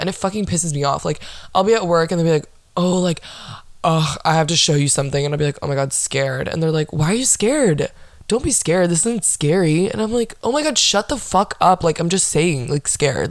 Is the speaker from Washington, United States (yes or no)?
no; Orlando, Florida, United States; I was born and raised in Orlando, Florida